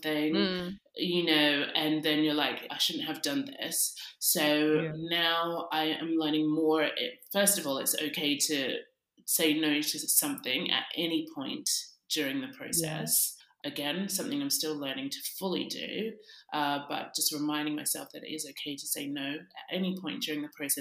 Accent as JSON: {"language": "English", "town": "Sydney", "region": "New South Wales", "country": "Australia", "tie": "born or raised there", "moved": "yes", "lives_now": "London, United Kingdom", "said": "I grew up in Sydney, Australia, and now I also live in London."}